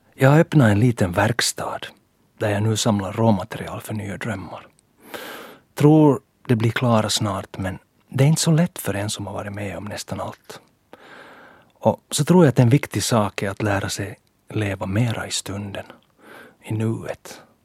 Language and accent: Swedish; Ekenäs, Uusimaa, Finland; min lilla Eknäs-charm